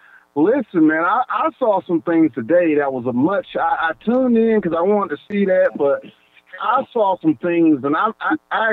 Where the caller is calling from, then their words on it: Georgia, United States; Hey, man, you're speaking to … man, and I'm following from Georgia.